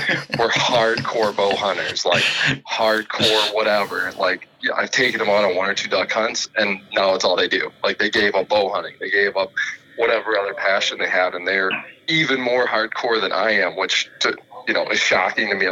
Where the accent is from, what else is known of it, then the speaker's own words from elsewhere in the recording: Appleton, Wisconsin, United States; Growing up in Wisconsin